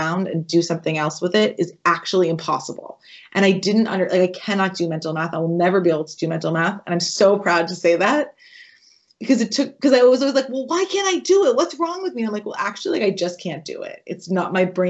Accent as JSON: {"language": "English", "region": "New England", "country": "United States", "tie": "born or raised there", "said": "I grew up in New England"}